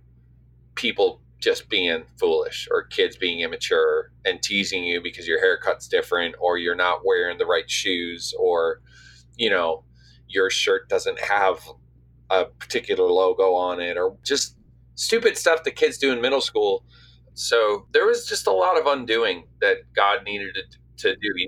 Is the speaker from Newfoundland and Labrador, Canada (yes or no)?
yes; St. John's, Newfoundland and Labrador, Canada; now in Nashville, United States; Where I grew up in St. John's, you're kind of just out there on the North Atlantic